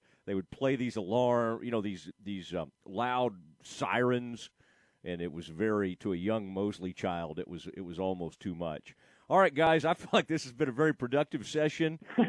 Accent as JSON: {"language": "English", "area": "the Metroplex", "region": "Texas", "country": "United States", "tie": "born or raised there", "said": "us growing up in the Metroplex"}